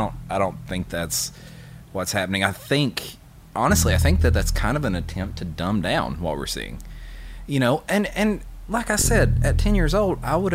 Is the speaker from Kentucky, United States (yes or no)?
yes; Russell Springs, Kentucky, United States; moved away; I am originally from Russell Springs, right outside of Somerset.